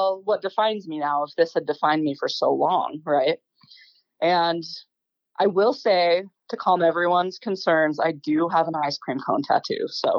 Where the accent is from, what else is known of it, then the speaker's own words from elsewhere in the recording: Bountiful, Utah, United States; also born or lived in Holladay, Utah; I was born in Bountiful. Okay. So, yeah, born and raised. I've always lived either just right north of Salt Lake or right south of Salt Lake, Holiday area.